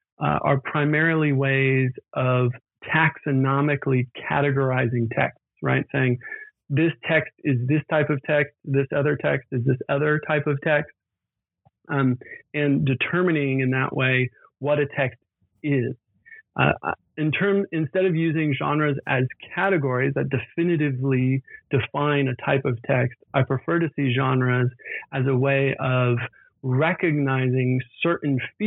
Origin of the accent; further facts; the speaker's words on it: Virginia, United States; moved away as an adult; also born or lived in Scotland / Cambridge / Oxford; I grew up in Virginia, and then went to the University of Virginia for my undergraduate degree